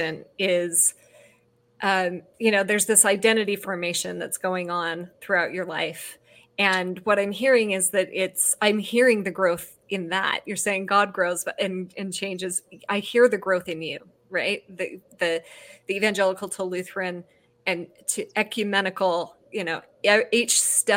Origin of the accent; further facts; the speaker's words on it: Salt Lake City, Utah, United States; I come from Salt Lake City, Utah. I'm raised in the Mormon church